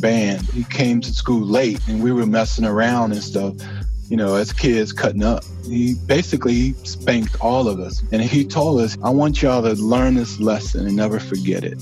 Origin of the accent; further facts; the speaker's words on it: Louisiana, United States; I grew up in the South in Louisiana